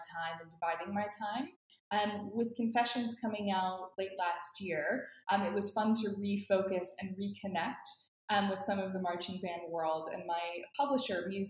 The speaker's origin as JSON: {"language": "English", "town": "Atlanta", "region": "Georgia", "country": "United States", "tie": "born or raised there", "moved": "as an adult", "said": "I grew up in Atlanta"}